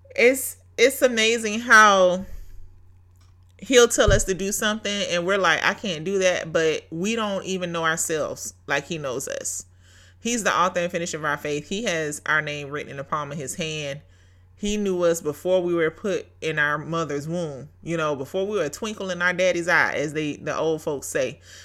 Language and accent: English; Brunswick, Georgia, United States; Brunswick, Georgia is my hometown